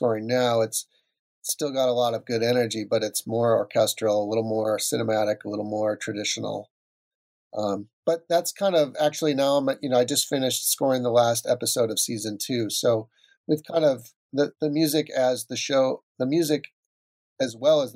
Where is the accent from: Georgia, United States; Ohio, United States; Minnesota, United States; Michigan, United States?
Minnesota, United States; moved away; I grew up in Minnesota